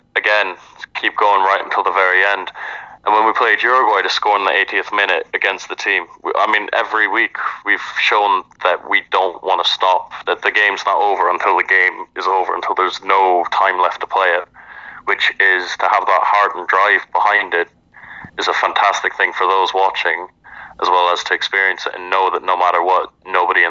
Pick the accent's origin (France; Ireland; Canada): Ireland; moved away as an adult; now in Houston, United States; As an Irishman